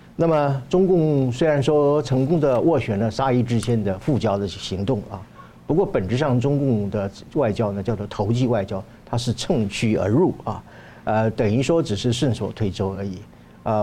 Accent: Taiwan; 我们台湾人民

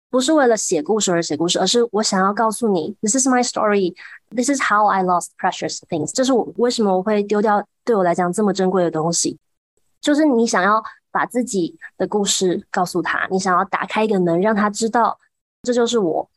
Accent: Huwei, Yunlin County, Taiwan; 我自己从小长大的虎尾

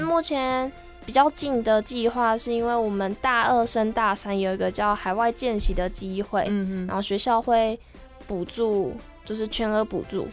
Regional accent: Changhua County, Taiwan; moved away as an adult; now in Tainan, Taiwan; 我本来也都是在彰化生长长大

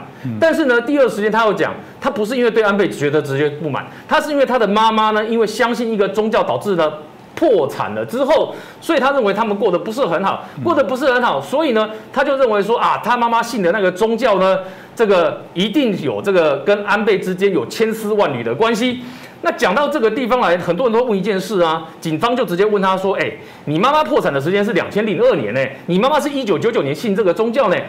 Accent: Taiwan; 这件事情除了不是只有我们台湾人看到，连日本人都看到

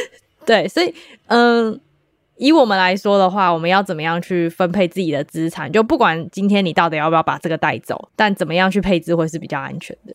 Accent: Taiwan; 我们台湾人

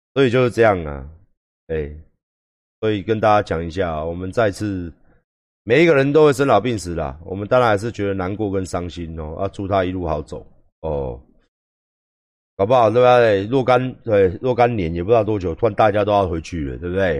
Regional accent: Taiwan; 我们台湾人

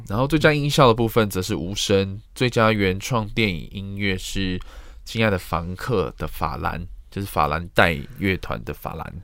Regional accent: Taiwan; 身为台湾人，或是身为在这个圈子里面工作的人

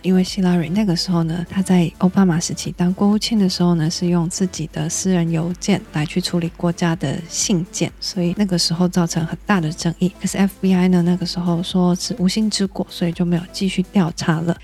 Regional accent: Taiwan; 我们台湾人

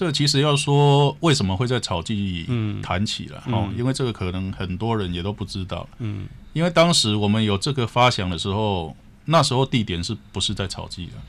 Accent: Taiwan; 我们台湾人

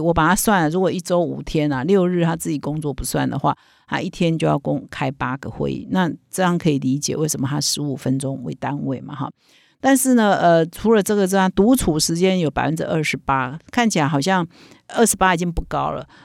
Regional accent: Taiwan; 我们台湾人

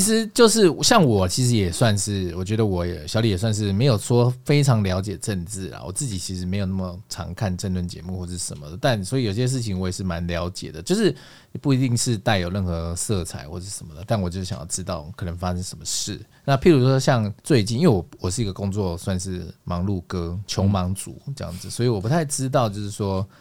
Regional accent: Taiwan; 我们台湾人

